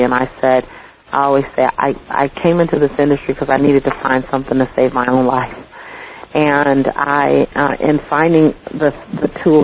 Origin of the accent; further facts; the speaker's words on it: Los Angeles, California, United States; I'm from Los Angeles